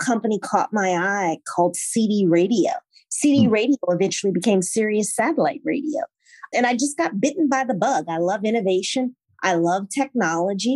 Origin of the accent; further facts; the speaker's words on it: Morganza, Louisiana, United States; moved away; I grew up in Pointe-Coupee Parish, very small town, went to Catholic school.